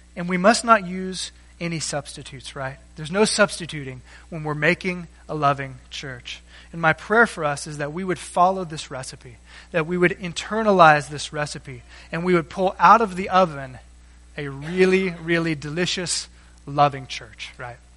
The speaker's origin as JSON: {"language": "English", "region": "South Texas", "country": "United States", "tie": "born or raised there", "moved": "yes", "said": "I grew up in South Texas where there are no hills."}